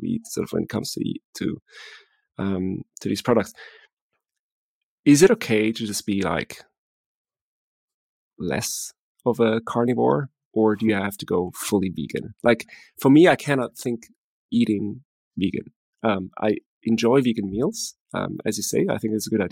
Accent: Switzerland; English is a second language; I'm from Switzerland

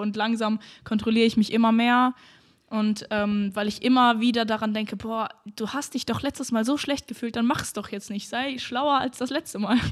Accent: North Rhine-Westphalia, Germany; now in Berlin, Germany; ich komme ja aus NRW

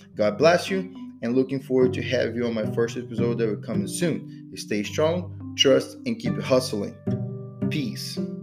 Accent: Brazil; moved away as an adult; now in United States; I am from Brazil, living US for about 10 years.

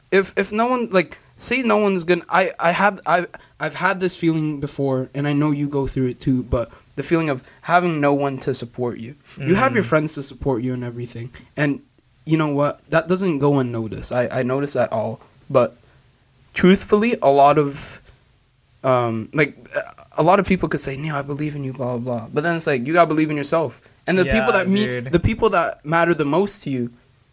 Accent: Philippines; No, we're Filipino, by the way.

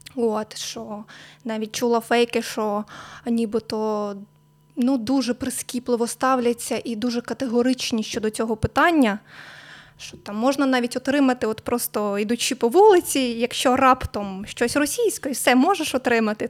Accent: Mamalyha, Chernivtsi Oblast, Ukraine; все своє життя я проживаю в Чернівецькій області. Народилась я в селі Мамалига

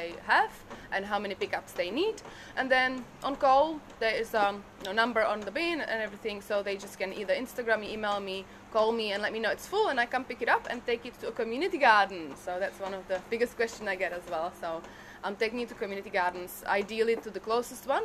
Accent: Prague, Czechia; English is a second language; moved away as an adult; also born or lived in Brisbane, Australia; now in Australia; I grew up in Prague, as you can hear. I'm not Australian originally.

